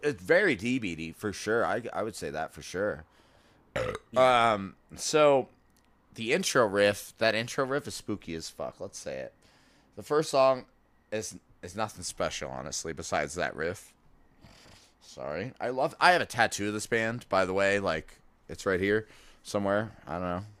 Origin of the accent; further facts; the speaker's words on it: Florida, United States; I'm from Florida too